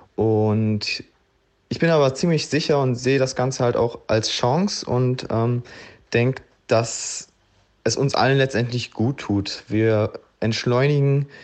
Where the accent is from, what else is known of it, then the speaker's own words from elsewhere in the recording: Gladbeck, North Rhine-Westphalia, Germany; moved away as an adult; also born or lived in Kos / Mauritius / Zürich / Egypt; bin ich jetzt zurück in meiner Heimat im Ruhrgebiet in Gladbeck und ja, bin hier wieder in mein Kinderzimmer eingezogen